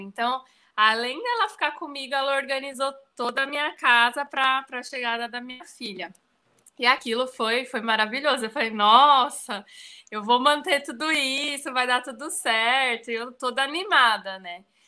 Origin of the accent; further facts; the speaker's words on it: São Paulo, Brazil; moved away as an adult; now in Bahia, Brazil; eu sou de São Paulo, mas moro na Bahia, já vai fazer sete anos já que eu tô aqui